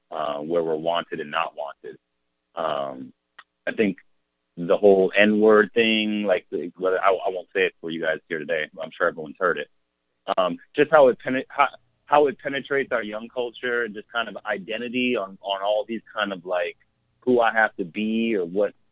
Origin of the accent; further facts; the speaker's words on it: Mississippi, United States; I was coming from Mississippi. I'd finished college